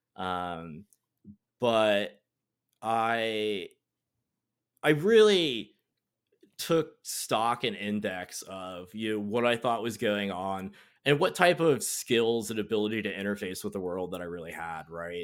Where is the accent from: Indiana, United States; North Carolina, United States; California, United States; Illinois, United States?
North Carolina, United States; I'm from North Carolina, grew up here